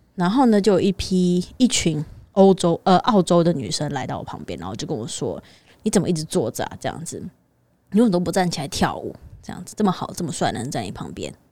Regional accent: Taiwan; 就是一个土生土长的台湾人

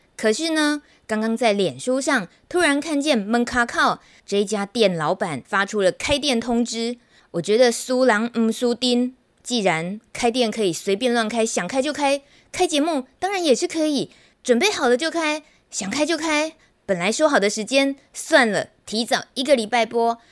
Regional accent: Taichung, Taiwan; 我台中人

